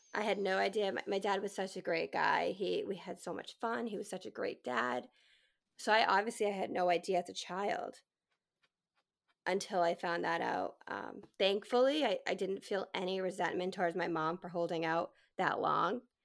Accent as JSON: {"language": "English", "region": "New England", "country": "United States", "tie": "born or raised there", "said": "So I grew up in New England, born and raised"}